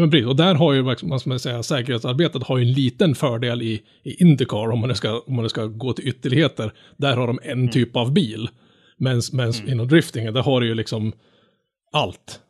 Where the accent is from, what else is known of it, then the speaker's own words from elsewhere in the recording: Norrland, Sweden; som norrlänning